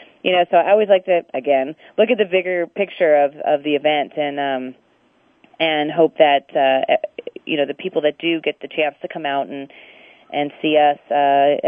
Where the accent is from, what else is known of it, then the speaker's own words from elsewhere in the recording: California, United States; I grew up in California